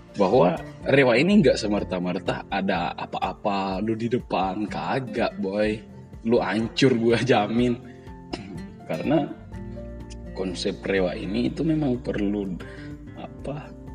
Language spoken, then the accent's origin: Indonesian; Jakarta, Indonesia; now in Makassar, Indonesia; selaku pendatang juga di sini kan, gua kan aslinya dari Jakarta